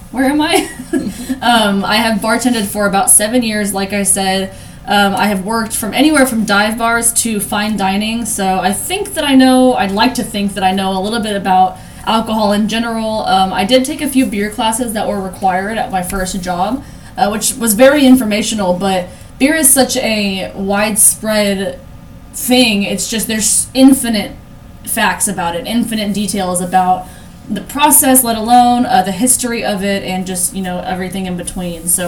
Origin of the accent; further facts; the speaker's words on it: San Antonio, Texas, United States; we're from San Antonio